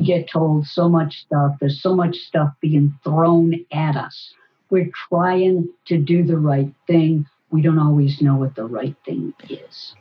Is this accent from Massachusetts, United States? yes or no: yes; Boston, Massachusetts, United States; Boston, my hometown